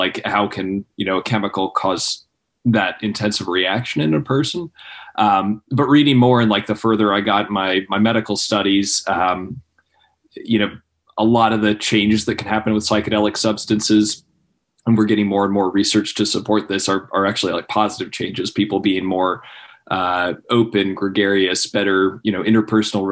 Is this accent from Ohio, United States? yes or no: yes; Cincinnati, Ohio, United States; moved away as an adult; also born or lived in Columbus, Ohio; now in Charleston, United States; I was born and raised in Cincinnati, Ohio.